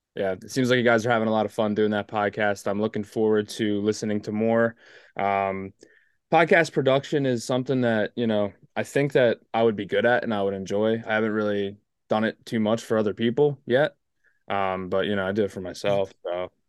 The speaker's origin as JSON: {"language": "English", "region": "East Coast", "country": "United States", "said": "I'm from the East Coast"}